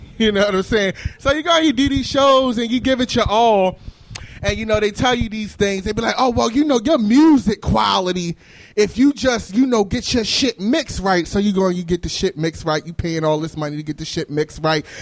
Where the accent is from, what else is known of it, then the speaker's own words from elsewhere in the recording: Baltimore, Maryland, United States; moved away; I'm from Baltimore. I'm from West Baltimore. I actually live in Bedfield now